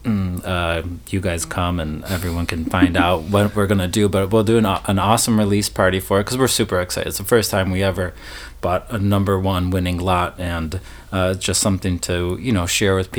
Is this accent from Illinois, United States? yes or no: yes; Chicago, Illinois, United States; I grew up in the north suburbs of Chicago